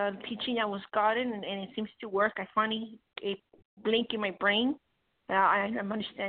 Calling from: Colorado, United States

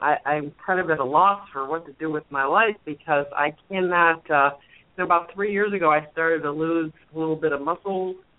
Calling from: outside of Chicago, Illinois, United States; I'm calling from outside of Chicago.

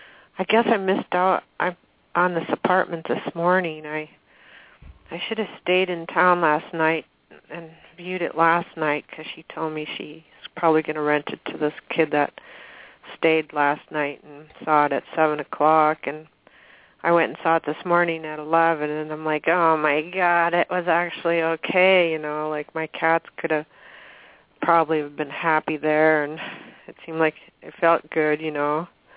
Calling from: Washington, United States; I'm calling from Washington State.

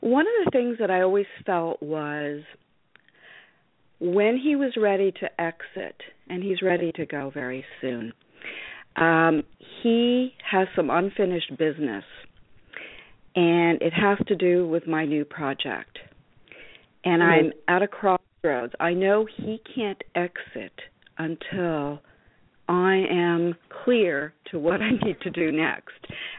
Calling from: north of New York City, United States; I'm calling just north of New York City.

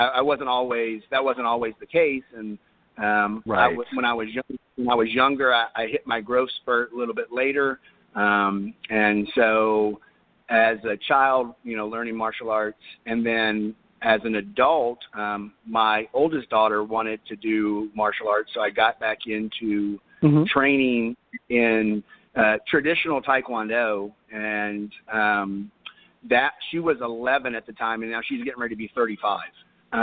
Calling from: Cypress, Texas, United States; I'm calling from Cypress, Texas, which is about 30 minutes northwest of Houston.

